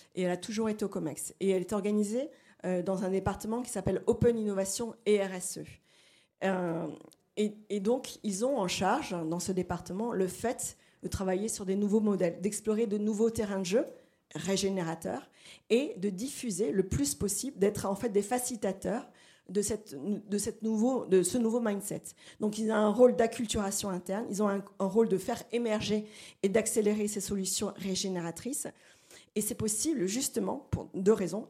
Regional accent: Brazil; moved away; je suis brésilienne

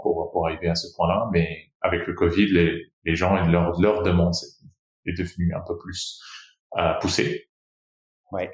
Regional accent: Brazil; moved away as an adult; also born or lived in Rio de Janeiro; je suis je suis né au Brésil. Euh, je suis aussi brésilien de, de nationalité aussi

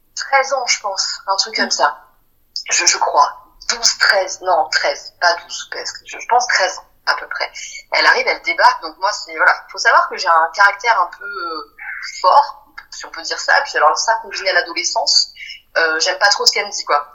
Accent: Pertuis, Provence-Alpes-Côte d'Azur, France; now in Marseille, France; quand j'étais petite, j'habitais pas à Marseille, mais j'habitais dans le coin, hein, à Pertuis, une petite ville à côté d'Aix-en-Provence

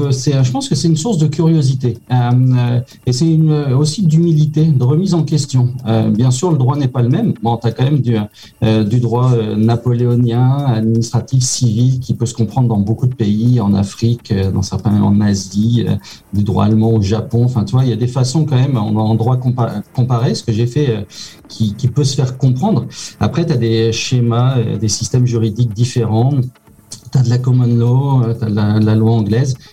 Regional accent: Canada; now in France; je suis canadien, donc ça n'empêche pas de quitter le Canada.

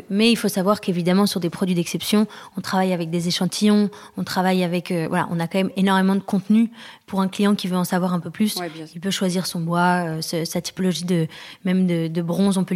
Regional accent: France; on est rentré à Paris puisqu'on est français mais euh, on a habité longtemps à l'étranger.

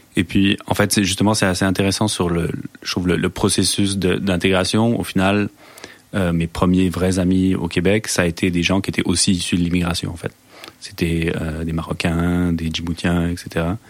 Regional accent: France; moved away; je suis français ou il m'insulte parce que je suis français

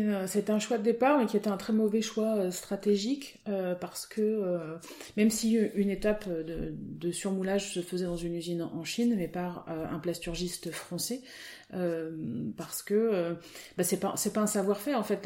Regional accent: Auvergne-Rhône-Alpes, France; born or raised there; moved away as an adult; also born or lived in Côte d'Azur / Nantes / Rennes; now in Finistère, France

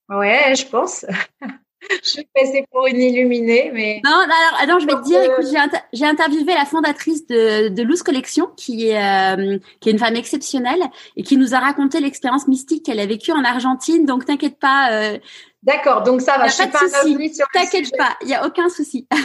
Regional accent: Rueil-Malmaison, Île-de-France, France; J'ai grandi dans l'Ouest parisien, à Rueil-Malmaison

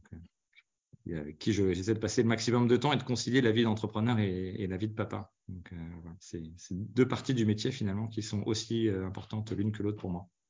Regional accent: Paris region, Île-de-France, France; also born or lived in Lyon / Normandy; je suis né à Lyon, après j'ai vécu en Normandie. Ensuite, l'essentiel de mon enfance, c'était quand même en région parisienne. Je suis arrivé quand j'avais 8 ans

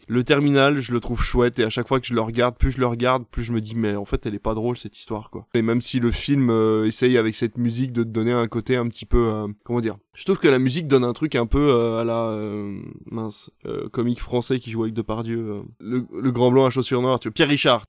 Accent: Belgium; je viens de Belgique, donc Tintin c'est euh, voilà, c'est c'est presque t'en bouffe au petit déjeuner dès les premières années

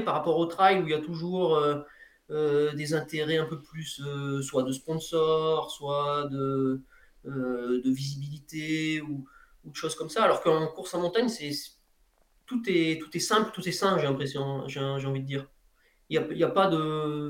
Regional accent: Ardèche, Auvergne-Rhône-Alpes, France; à côté de chez moi en Ardèche

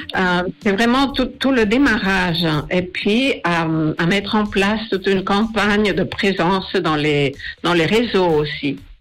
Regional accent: Spain; moved away; J'ai été journaliste pendant presque 25 ans, surtout à la télé en Espagne, je suis espagnole

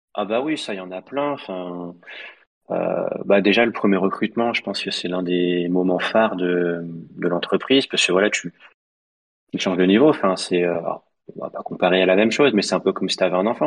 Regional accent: Lyon, Auvergne-Rhône-Alpes, France; 69 parce qu'on est lyonnais

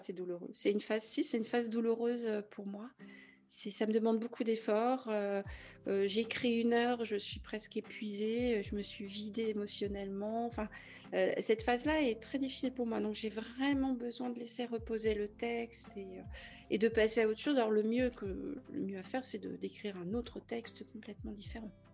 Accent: Brittany, France; je suis bretonne.

